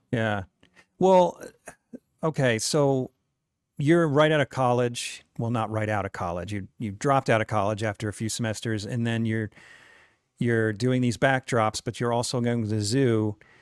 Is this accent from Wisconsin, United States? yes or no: no; New Windsor, New York, United States; now in Utah, United States; I was from New York